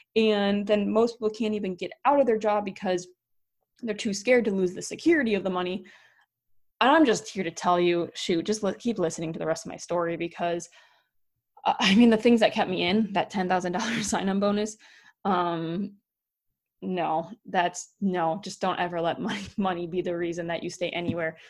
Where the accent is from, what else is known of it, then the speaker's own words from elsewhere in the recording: Wisconsin, United States; moved away; also born or lived in North Dakota; Wisconsin, my home state